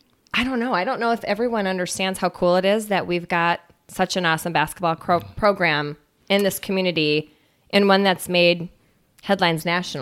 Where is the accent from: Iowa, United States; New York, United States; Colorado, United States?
Iowa, United States; Cedar Rapids; I grew up in Cedar Rapids, Iowa, actually.